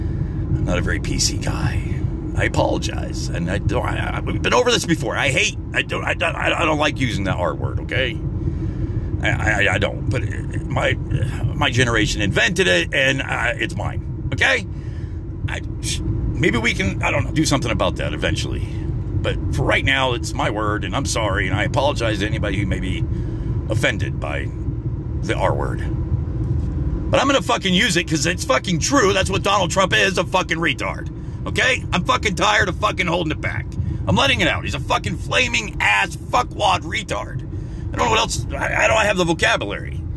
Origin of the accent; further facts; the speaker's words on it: United States; I'm an American.